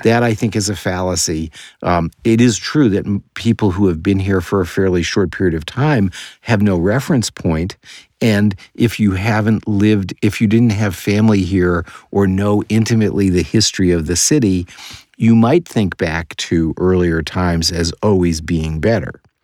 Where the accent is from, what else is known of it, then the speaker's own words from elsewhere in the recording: New York City, New York, United States; moved away; I was born in New York City.